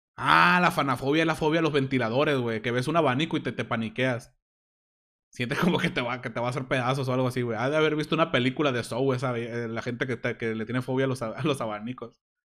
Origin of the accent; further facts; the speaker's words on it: Hermosillo, Sonora, Mexico; Soy de Sonora, de Hermosillo, Sonora